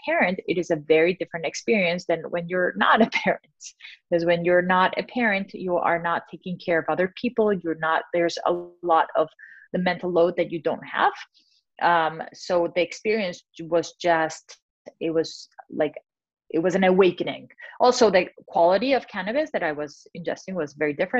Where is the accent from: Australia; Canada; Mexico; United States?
Mexico; moved away; I'm originally from Mexico